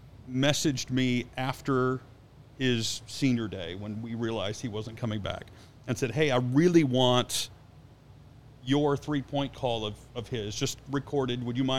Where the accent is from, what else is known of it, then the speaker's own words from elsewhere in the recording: Chicago, Illinois, United States; moved away; also born or lived in Indianapolis, Indiana; It's not because that wasn't my hometown team.